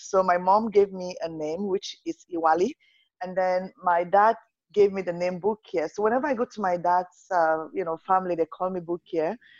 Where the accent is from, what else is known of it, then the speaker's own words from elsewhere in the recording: Nigeria; moved away as an adult; now in Canada; I'm Nigerian. Nigeria is my roots. I'm Canadian now